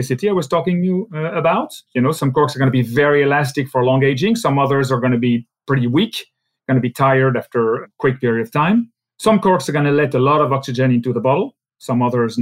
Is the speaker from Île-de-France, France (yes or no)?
no; Alsace, Grand Est, France; English is a second language; Since I'm from Alsace, you know, German is a second language for me